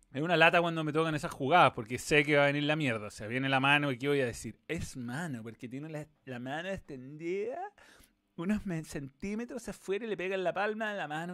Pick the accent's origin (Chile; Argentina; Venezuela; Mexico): Chile; fútbol chileno